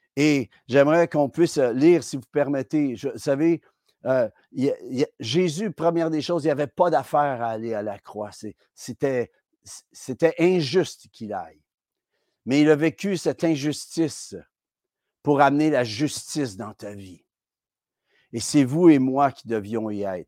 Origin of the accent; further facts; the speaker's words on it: Quebec, Canada; en tant que Québécois